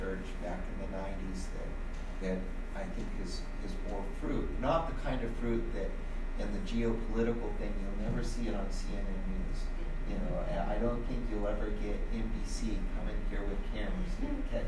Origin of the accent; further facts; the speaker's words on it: Santa Cruz, California, United States; I grew up in Santa Cruz